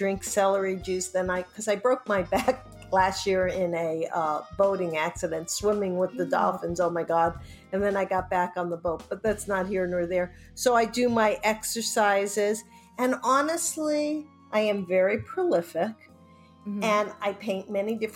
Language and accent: English; New York, United States; now in California, United States; growing up in New York and growing and being on the West Coast